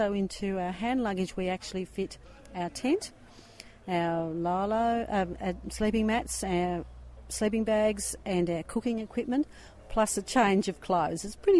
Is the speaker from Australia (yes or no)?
yes; Wonthaggi, Victoria, Australia; I'm with my husband, Peter, and we're from Wonthaggi in Victoria, Australia.